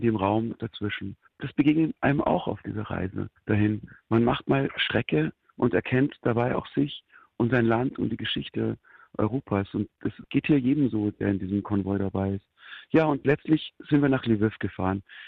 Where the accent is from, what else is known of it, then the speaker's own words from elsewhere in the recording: Germany; als Deutscher